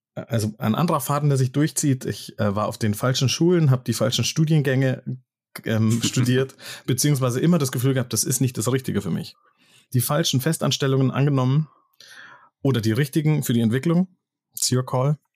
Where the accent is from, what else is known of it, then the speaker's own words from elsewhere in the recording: Munich, Bavaria, Germany; Und dann musste ich nach München West